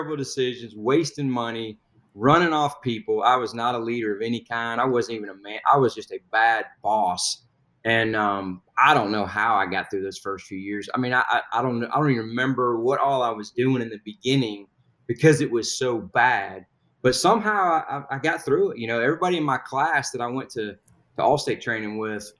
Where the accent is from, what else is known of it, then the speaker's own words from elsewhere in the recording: Huntsville, Alabama, United States; I was born in Alabama. Went to high school in Huntsville, Alabama.